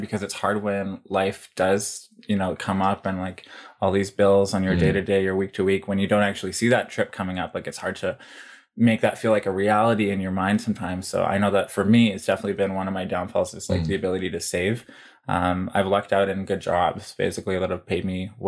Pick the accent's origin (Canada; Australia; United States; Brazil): Canada; growing up in Canada